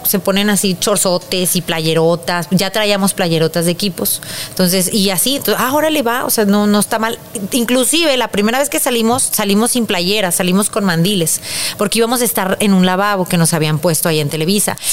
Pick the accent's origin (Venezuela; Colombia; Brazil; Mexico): Mexico; así somos los mexicanos